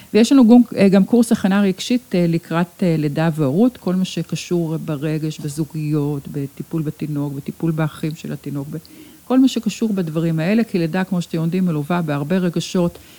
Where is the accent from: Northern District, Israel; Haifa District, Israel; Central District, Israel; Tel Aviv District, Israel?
Tel Aviv District, Israel; Sheba Medical Center; כאן נולדתי, כאן נולדו לי ילדיי, כאן אה, בניתי את ביתי באמת